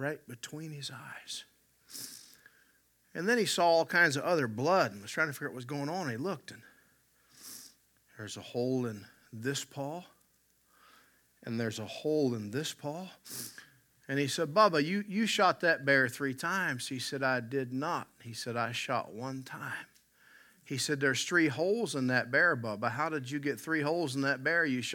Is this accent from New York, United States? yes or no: no; West Virginia, United States; now in Canada; I'm from West Virginia